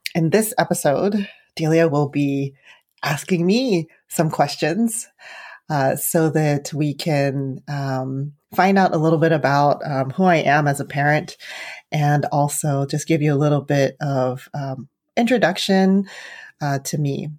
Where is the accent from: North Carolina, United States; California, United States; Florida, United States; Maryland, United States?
California, United States; San Francisco; also born or lived in Arizona; growing up in the city